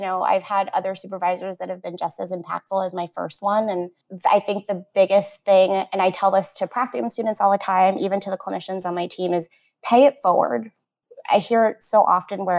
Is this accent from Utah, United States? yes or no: no; Florida, United States; I'm from Florida and I'm local here.